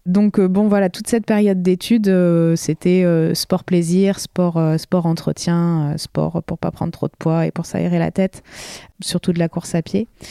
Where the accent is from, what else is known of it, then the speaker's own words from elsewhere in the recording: La Rochelle, Nouvelle-Aquitaine, France; moved away as an adult; also born or lived in United States; je suis originaire de La Rochelle